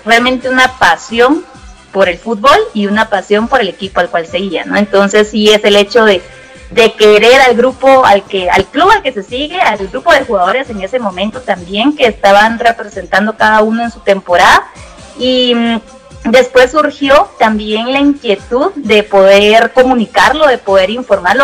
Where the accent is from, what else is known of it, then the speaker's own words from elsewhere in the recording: Guatemala; aquí, ¿verdad? En mi país